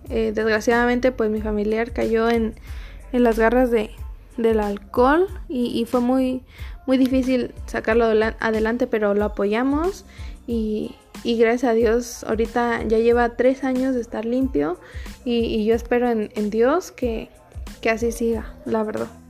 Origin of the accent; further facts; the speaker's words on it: Mexico; los, mexicanos somos adictos a, las tradiciones